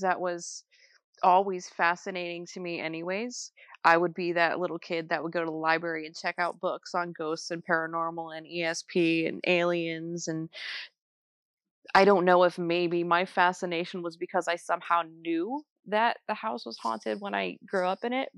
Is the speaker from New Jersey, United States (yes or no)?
yes; New Jersey, United States; I was born in New, New Jersey